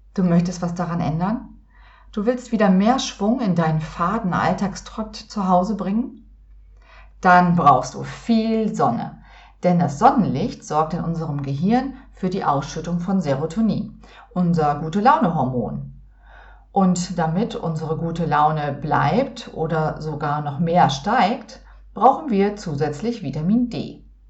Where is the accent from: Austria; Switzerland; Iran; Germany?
Germany; Northern Germany; seit meiner Kindheit in Norddeutschland